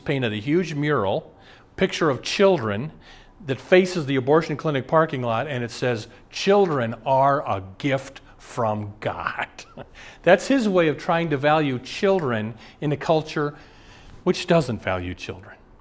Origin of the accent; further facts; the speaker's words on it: Omaha, Nebraska, United States; moved away; I'm from Omaha. Years ago, when I'd go home to Omaha